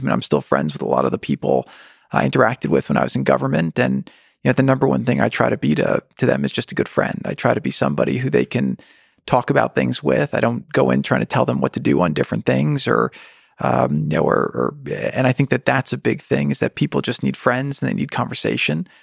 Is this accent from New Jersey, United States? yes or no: yes; New Jersey, United States; we grew up in New Jersey